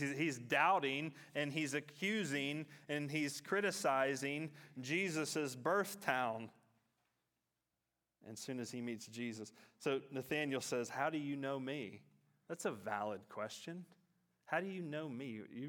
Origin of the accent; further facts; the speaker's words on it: Katanning, Western Australia, Australia; So I'm from Katanning, many of you know that, but I'm from a part of Katanning called Wick City, and that my family goes back in Wick City. That's where my grandfather grew up.